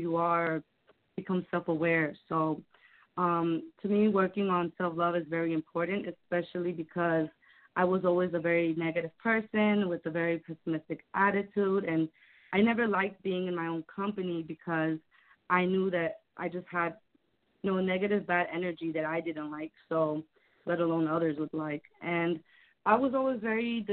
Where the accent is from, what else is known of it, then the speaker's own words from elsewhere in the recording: Chicago, Illinois, United States; I'm from Chicago.